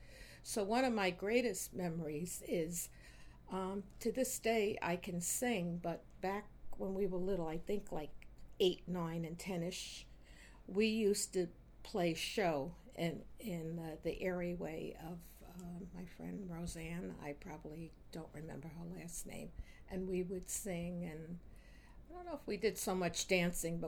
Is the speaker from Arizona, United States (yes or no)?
no; New York City, New York, United States; I am a real Brooklynite because I was born in Brooklyn Hospital, which is on DeKalb Avenue in Ashland Place, across the street from Brooklyn Technical High School. And I grew up on DeKalb Avenue